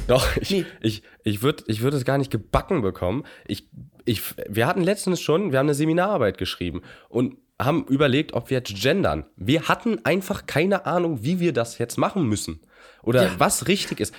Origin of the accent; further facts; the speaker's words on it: Germany; wir, glaube ich, als Deutsche